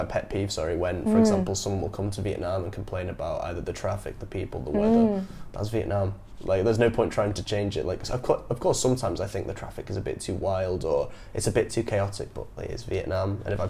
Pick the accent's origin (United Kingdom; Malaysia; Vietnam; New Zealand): United Kingdom; as we're both British, we obviously at school is overlooked about the dark side of our colonial history.